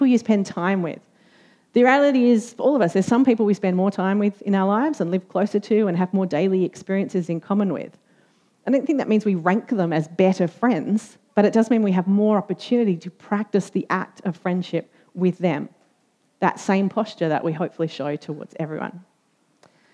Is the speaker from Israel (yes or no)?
no; Australia; as an Australian